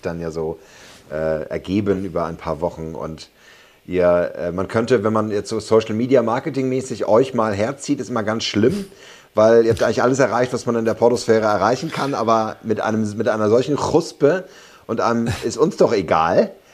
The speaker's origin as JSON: {"language": "German", "region": "Berlin", "country": "Germany", "said": "Als Berliner"}